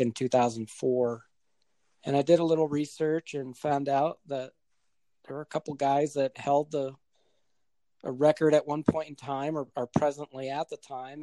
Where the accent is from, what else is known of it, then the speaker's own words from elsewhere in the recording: southern New Hampshire, United States; moved away as an adult; now in Colorado, United States; I'm originally from New Hampshire, born and raised. Spent the first 31 years of my life there